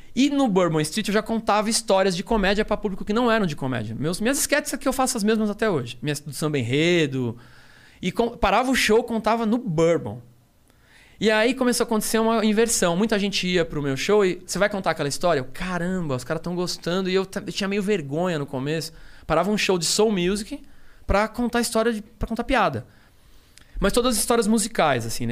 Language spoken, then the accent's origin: Portuguese; Rio de Janeiro, Brazil; eu sou do Rio